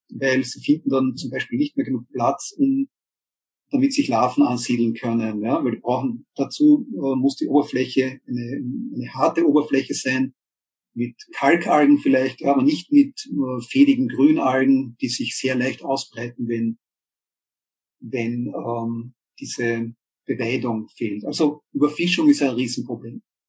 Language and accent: German; Austria; bei uns in Österreich